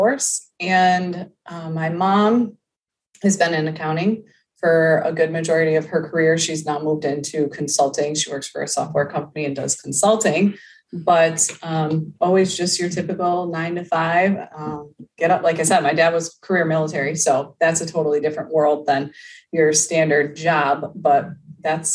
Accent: upstate New York, United States; moved away as an adult; now in Florida, United States; We are originally from upstate New York, and we decided to move to Florida

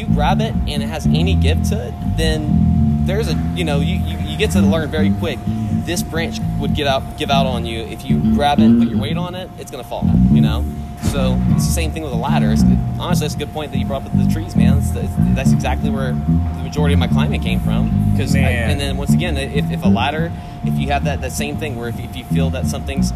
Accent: the South, United States; growing up in the South

